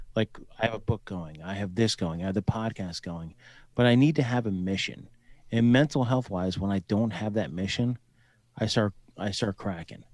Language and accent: English; New Jersey, United States; moved away as an adult; also born or lived in Colorado / Fort Hood, Texas / Owatonna, Minnesota / Mankato, Minnesota; I'm from New Jersey originally